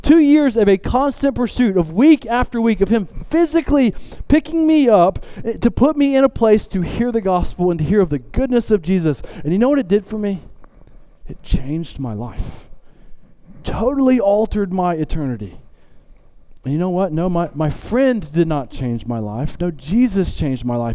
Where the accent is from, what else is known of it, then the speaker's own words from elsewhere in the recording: the South, United States; I grew up in the South